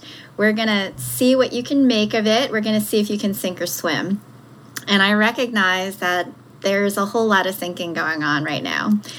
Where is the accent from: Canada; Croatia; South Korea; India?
South Korea; born there; when I was first born and shortly after that, I was born in South Korea. And I was abandoned.